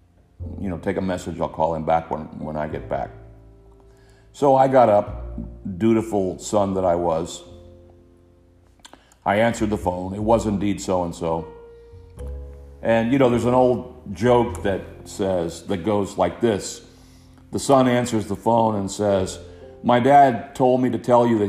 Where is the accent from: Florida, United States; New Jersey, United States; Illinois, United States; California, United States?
Florida, United States; Hialeah; growing up in Hialeah, Florida